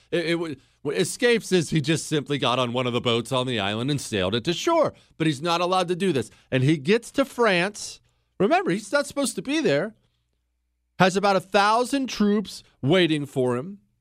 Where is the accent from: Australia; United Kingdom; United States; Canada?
United States; I'm an American